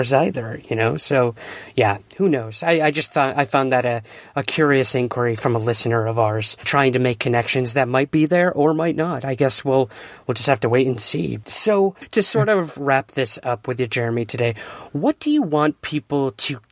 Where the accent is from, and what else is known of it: United States